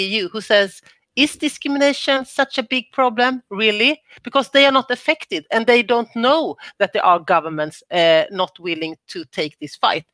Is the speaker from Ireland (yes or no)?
no; Sweden; I'm from Sweden